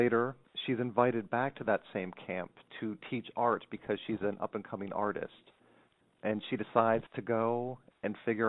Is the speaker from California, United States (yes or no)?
no; Montour County, Pennsylvania, United States; It's the tiniest county in the state, Montour County.